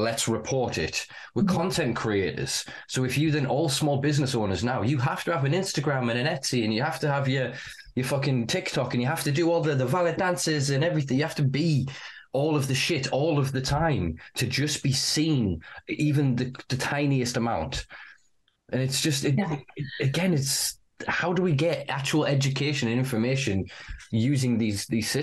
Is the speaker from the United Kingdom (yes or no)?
yes; the north of England, United Kingdom; as a Northerner